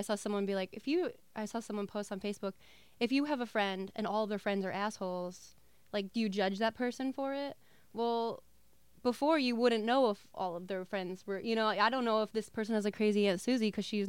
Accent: New Jersey, United States; also born or lived in Ohio / Southern California; I grew up in Jersey most of my life. Lived for 8 years in Ohio through college. Lived in Southern California for 8. So I just moved back here about 4 years ago.

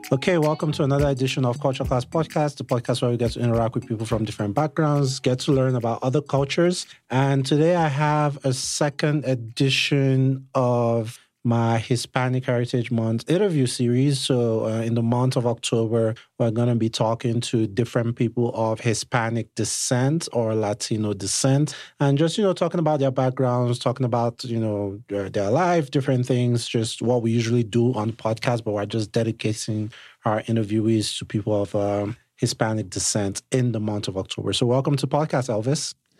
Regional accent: Nigeria; now in United States; I'm Nigerian, right? So I'm an immigrant myself

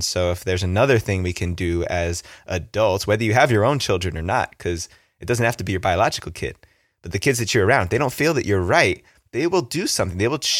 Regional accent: East Coast, New Jersey, United States; accent: Jersey; moved away; I grew up on the East Coast. My mom came from an Italian family. My dad came from a Japanese family.

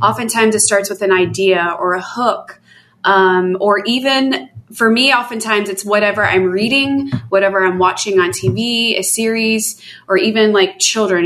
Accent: Atlanta, Georgia, United States; I'm from Atlanta.

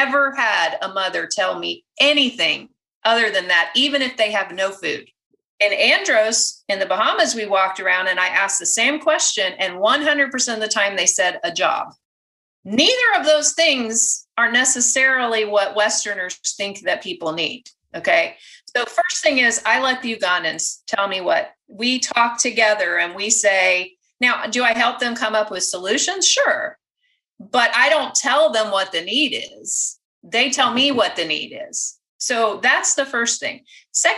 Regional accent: United States; I'm American

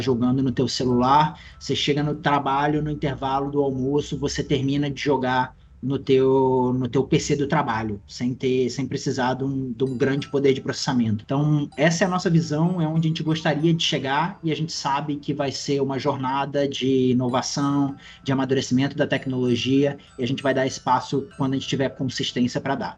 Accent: Brazil; a gente, como brasileiro

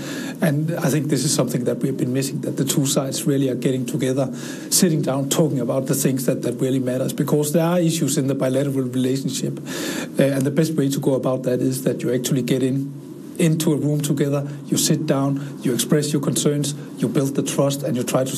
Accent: Denmark; moved away as an adult; now in China; I'm from Denmark.

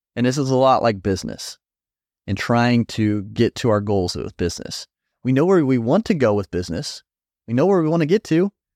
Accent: Indiana, United States; I'm from Indiana

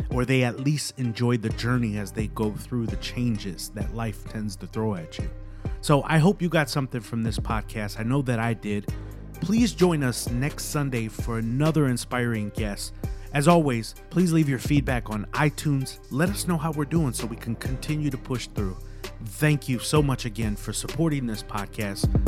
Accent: Midwest, United States; I'm from the Midwest, as I mentioned.

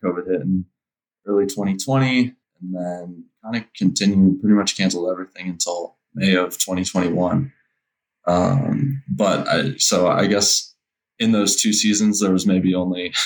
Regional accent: Denver, Colorado, United States; I'm from Denver, Colorado, and I race for Project Echelon Racing.

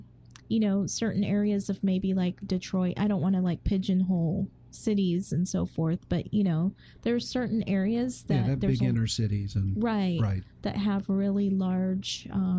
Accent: England, United Kingdom; moved away; growing up in England, too

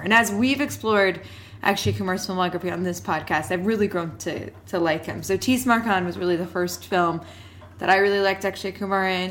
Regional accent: Canada; we are not Indian, we are Canadian.

